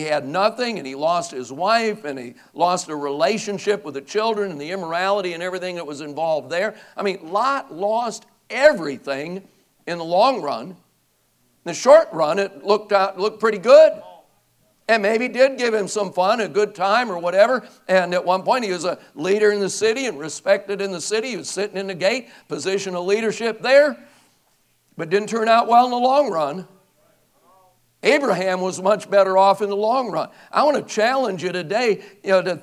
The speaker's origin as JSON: {"language": "English", "town": "Racine", "region": "Wisconsin", "country": "United States", "tie": "born or raised there", "said": "my hometown, Racine, Wisconsin"}